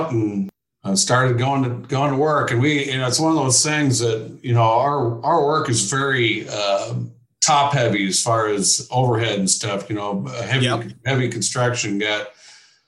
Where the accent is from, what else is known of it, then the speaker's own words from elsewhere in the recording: Keokuk, Iowa, United States; moved away as an adult; now in Ames, United States; I grew up down in Southeast Iowa, and my dad ran a construction company